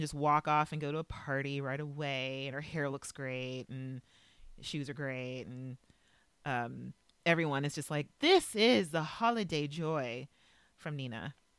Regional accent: Los Angeles, California, United States; moved away; L A is my hometown

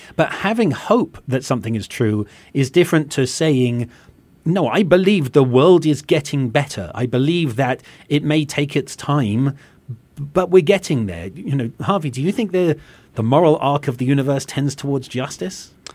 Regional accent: England, United Kingdom; now in United States; from my accent, people can tell, you know, having come from England

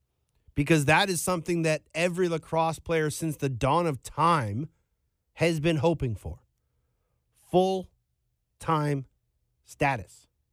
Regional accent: Canada; As a Canadian, I would love to be able to turn on TSN or Sportsnet and find a lacrosse game.

